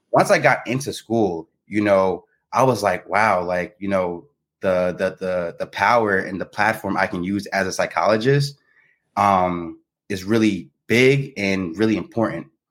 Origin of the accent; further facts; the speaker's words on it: New Jersey, United States; moved away as an adult; now in Baltimore, United States; I'm from Jersey, born and raised, uh, but I'm currently residing in Baltimore